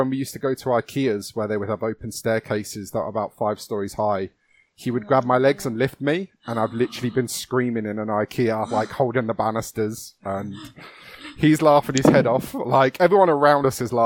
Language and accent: English; London, United Kingdom; I grew up in London